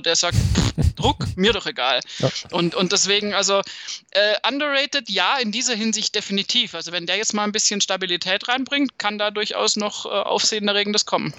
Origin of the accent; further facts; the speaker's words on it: Southern Germany, Germany; bei uns in Süddeutschland